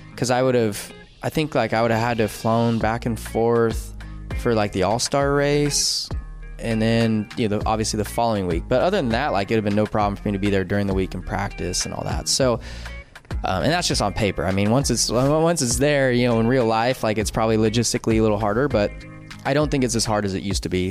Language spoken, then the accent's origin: English; California, United States; growing up in California